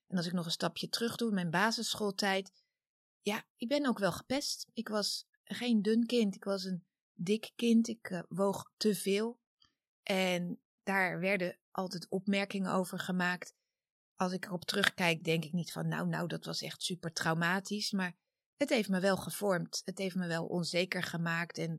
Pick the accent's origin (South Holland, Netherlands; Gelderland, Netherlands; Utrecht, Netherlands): South Holland, Netherlands; Wassenaar; also born or lived in The Hague; 1973. Ik ben geboren in Den Haag, opgegroeid in Wassenaar.